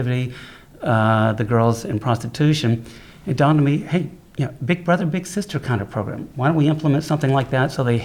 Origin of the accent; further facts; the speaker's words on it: Louisiana, United States; Growing up in Louisiana